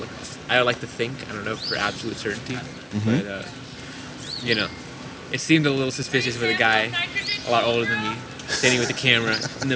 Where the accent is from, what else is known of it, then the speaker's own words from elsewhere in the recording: India; now in San Antonio, United States; I'm Indian